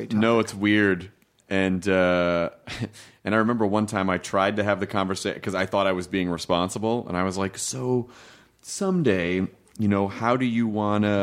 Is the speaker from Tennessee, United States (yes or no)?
yes; Memphis, Tennessee, United States; also born or lived in Louisville, Kentucky; I was born in Kentucky, but I grew up in Memphis.